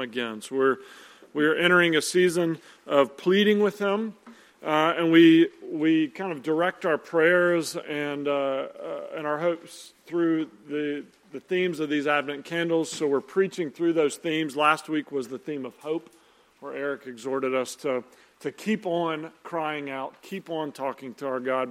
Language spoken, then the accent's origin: English; Nashville, Tennessee, United States; moved away; we went home to Nashville to do Christmas with my family